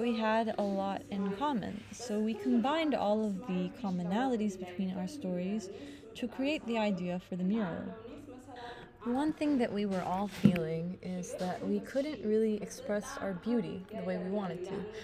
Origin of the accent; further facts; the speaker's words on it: Ethiopia; moved away as an adult; now in Lebanon; A lot of us women, we come from Ethiopia for work